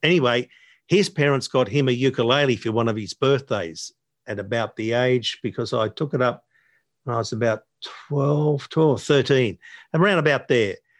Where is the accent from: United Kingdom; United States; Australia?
Australia; Sydney, New South Wales; also born or lived in Narrabeen; most of my, uh, childhood, younger years and then into the teenage years were spent living in D